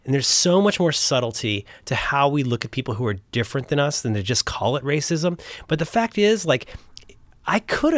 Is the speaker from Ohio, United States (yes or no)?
yes; Cincinnati, Ohio, United States; I'm growing up in Cincinnati, which is an extremely conservative, you know, Ohio is a very mostly liberal union state, but Cincinnati is a total outlier.